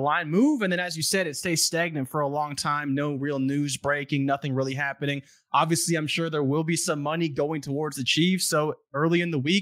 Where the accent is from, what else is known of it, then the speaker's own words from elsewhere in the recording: Canada; I'm from Canada